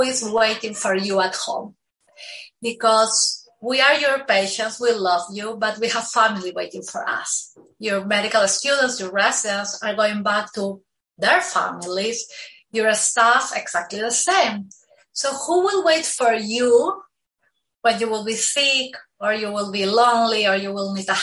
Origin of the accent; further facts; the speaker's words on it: Peru; moved away as an adult; also born or lived in Lima, Peru; now in Miami, United States; So I am originally from Peru